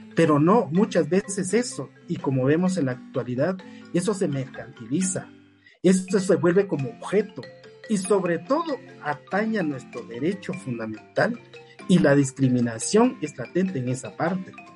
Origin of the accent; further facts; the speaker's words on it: Patzún, Chimaltenango, Guatemala; soy de Patzún, soy patsunero, ¿verdad? Es mi lugar de origen y me identifico con eso